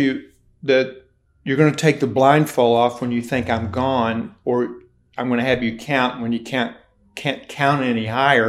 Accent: Hazard, Kentucky, United States; also born or lived in Ashland, Kentucky; I was born and raised in Appalachia in Ashland, Kentucky. I was born, but shortly after that, my parents had no money, and we moved on up into the hills. And so I was raised in McRoberts Holler, a suburb of Hazard, Kentucky

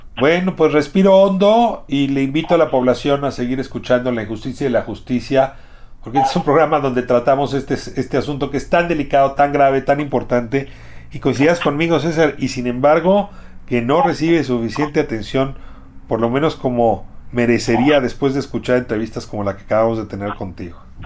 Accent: Mexico; como ciudadano mexicano

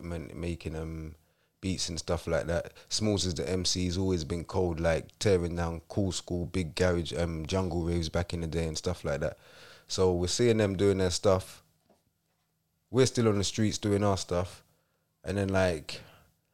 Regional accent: London, United Kingdom; also born or lived in Wolverhampton / Croydon; I'm from London

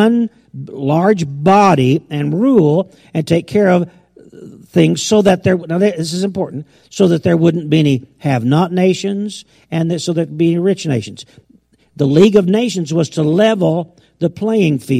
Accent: United States; I was raised in America

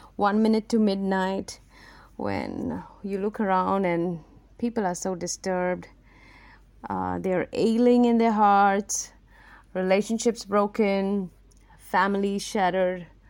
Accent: Mumbai, Maharashtra, India; I specifically come from Mumbai, India, which is a cosmopolitan city

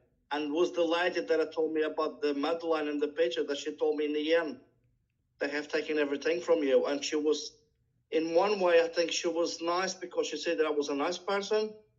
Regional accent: Portugal; English is a second language; moved away as an adult; now in Norway; I'm Portuguese.

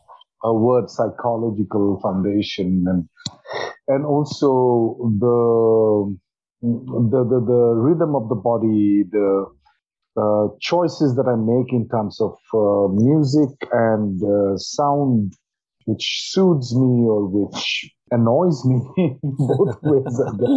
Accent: Assam, India; most of them come from my home state where I'm born, Assam. You get Assam tea in Norwich, I'm sure. And I'm born very close to tea gardens. And I grew up drinking tea that we produce in Assam.

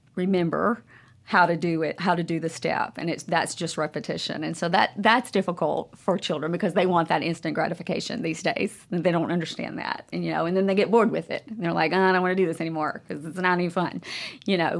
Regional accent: Monroe, Louisiana, United States; moved away as an adult; now in Jackson, United States; I'm originally from Monroe, Louisiana

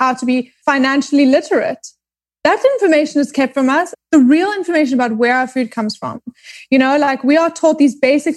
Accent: Johannesburg, Gauteng, South Africa; moved away as an adult; also born or lived in Cape Town, South Africa / New York, United States; now in Los Angeles, United States; I was born in Cape Town, grew up in Johannesburg, and then moved back to Cape Town

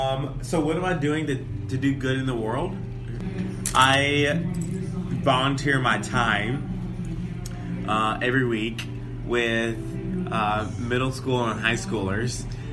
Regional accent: Arkansas, United States; I'm from Arkansas

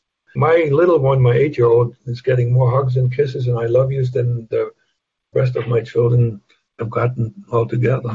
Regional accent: Germany; moved away; I can't deny my German roots.

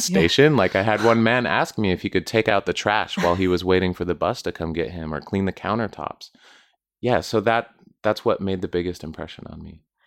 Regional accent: Southwest United States, United States; I grew up in the Southwest, United States, close to the border

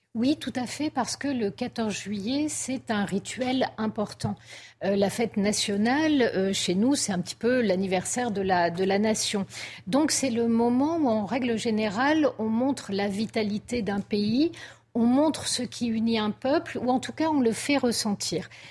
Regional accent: France; nous sommes français

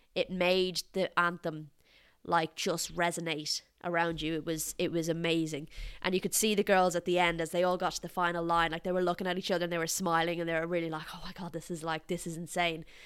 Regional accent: Ireland; I'm Irish

